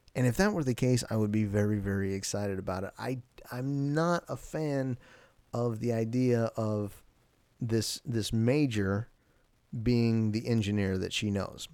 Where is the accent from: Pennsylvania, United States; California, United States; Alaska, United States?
Alaska, United States; I'm from Alaska